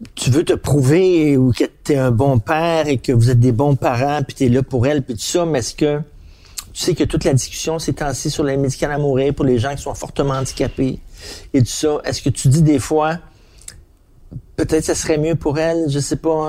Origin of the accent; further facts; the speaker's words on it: Montreal, Quebec, Canada; je viens de Verdun